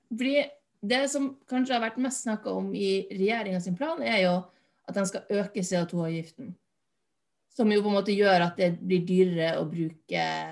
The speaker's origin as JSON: {"language": "Norwegian", "region": "Finnmark", "country": "Norway", "also_born_or_lived": "Bergen / Oslo", "moved": "yes", "said": "jeg kommer jo fra Finnmark. Men jeg bodde i Oslo"}